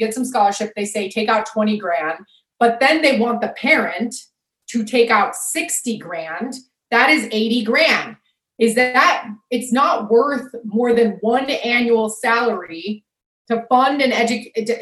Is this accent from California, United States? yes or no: no; Sarasota, Florida, United States; my hometown called Sarasota